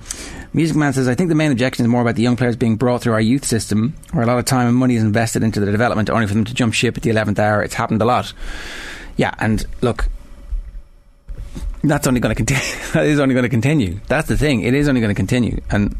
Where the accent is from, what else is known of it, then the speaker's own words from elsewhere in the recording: Armagh, Northern Ireland, United Kingdom; I'm from Armagh. I support the Republic.